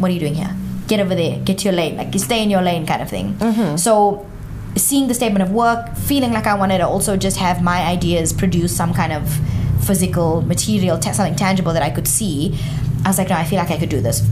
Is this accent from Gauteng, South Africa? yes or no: yes; Johannesburg, Gauteng, South Africa; if I see myself as Indian, South African, I'm just in Johannesburg